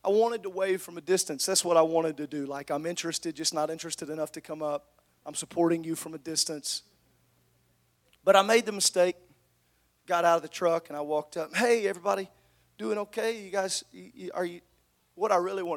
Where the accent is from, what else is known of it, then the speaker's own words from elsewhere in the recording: Southern Illinois, United States; I grew up in Southern Illinois.